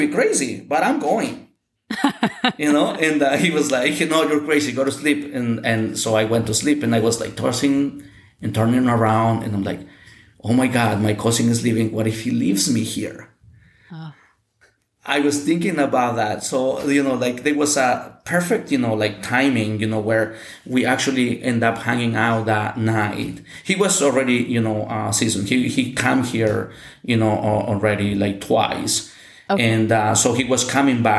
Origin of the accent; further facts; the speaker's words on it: Mexico; English is a second language; moved away as an adult; now in United States; here in Mexico